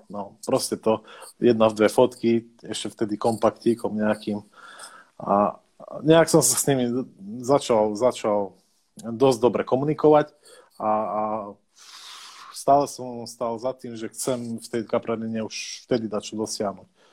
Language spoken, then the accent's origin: Slovak; southern central Slovakia, Slovakia; pochádzam z juhu stredného Slovenska, čiže mám blízko maďarskej hranice.